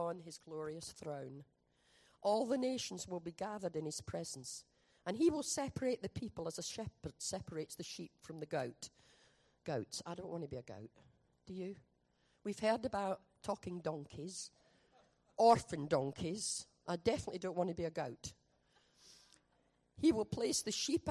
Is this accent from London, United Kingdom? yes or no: no; Scotland, United Kingdom; moved away; We're from Scotland